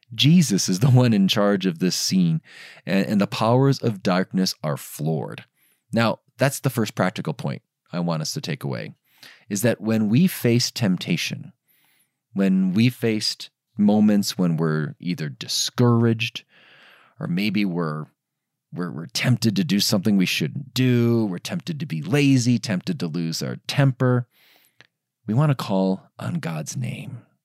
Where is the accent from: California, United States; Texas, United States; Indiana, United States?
Indiana, United States; Diocese of Gary, outside of Chicago; the Diocese of Gary, Indiana, my hometown diocese. I grew up in, in, in that part of the, the country, n, outside of Chicago in the Diocese of Gary.